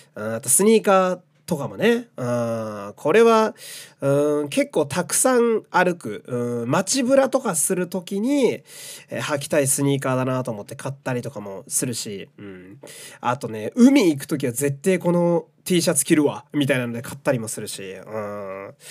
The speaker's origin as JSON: {"language": "Japanese", "region": "Fukui", "country": "Japan", "tie": "born or raised there", "moved": "yes", "lives_now": "Tokyo, Japan", "said": "自分の実家の福井の家"}